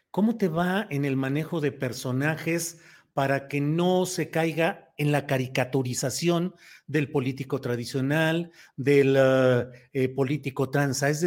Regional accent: Torreón, Coahuila, Mexico; also born or lived in San Luis Potosí; Bueno, soy de Torreón, Coahuila, que es todavía más pueblo originario por allá.

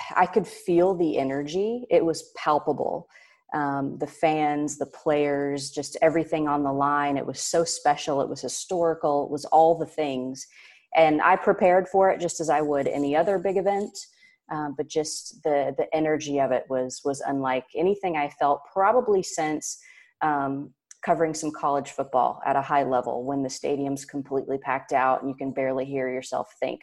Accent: near Indianapolis, United States; in Indianapolis near my hometown

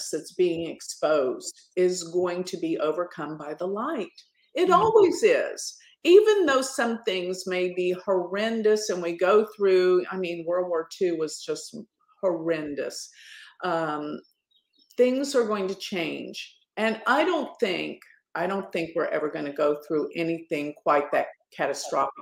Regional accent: Dallas, Texas, United States; in my hometown, Dallas

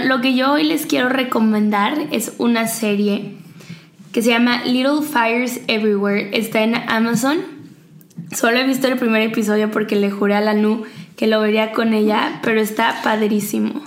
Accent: Mexico; nosotros como mexicanos

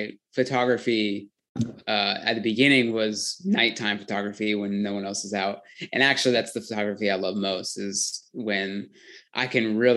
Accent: Portland, Oregon, United States; I grew up in Portland, Oregon. I live here still

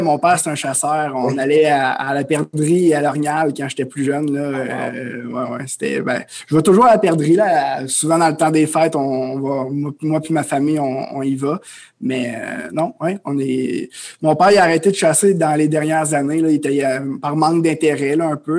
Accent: Amos, Quebec, Canada; moved away as an adult; je suis un, jeune homme originaire de l'Abitibi-Témiscamingue. Donc, euh, je viens d'Amos. j'ai grandi là

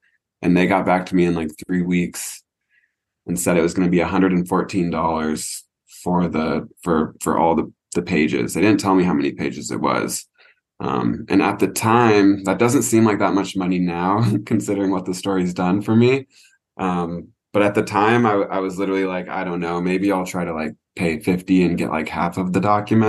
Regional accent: Portland, Oregon, United States; I'm from Portland, Oregon. So we're the land of the serial killer up there in the Pacific Northwest.

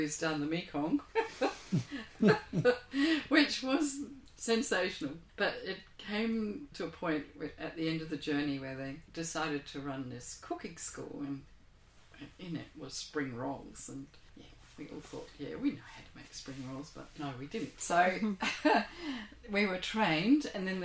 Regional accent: Australia; also born or lived in Geisenheim, Germany; We're Australian, we're not European

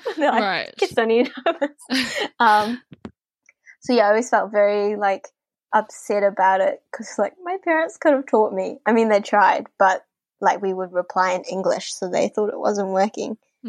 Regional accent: New Zealand; As I said, I was growing up, I was, like, feeling a bit, like, not Asian enough, but at the same time, I'm not Kiwi enough to be Kiwi.

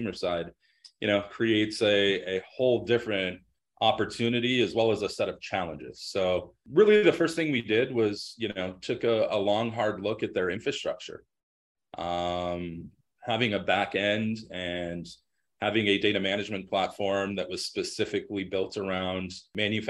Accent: Denver, Colorado, United States; I was born and raised in Denver

